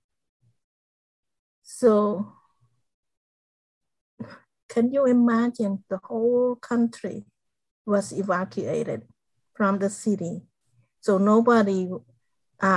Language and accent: English; Cambodia; English is a second language; moved away; I grew up in a small village in Cambodia